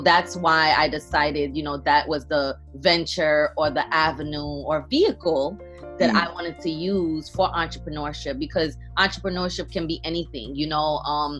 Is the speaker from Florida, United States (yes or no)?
no; New York City, New York, United States; also born or lived in Port-au-Prince, Haiti; I am from Brooklyn, New York, but I was actually born in Haiti, Port-au-Prince, Haiti. I came here as a young kid. I believe I was second grade, whatever age that was. And I've been, you know, in Brooklyn ever since.